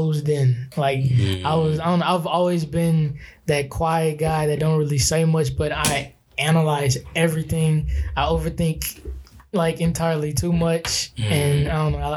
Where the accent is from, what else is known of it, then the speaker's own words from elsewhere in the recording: Baton Rouge, Louisiana, United States; also born or lived in Fayetteville, Arkansas; I was born, and then we came to BR directly afterwards. And I was raised here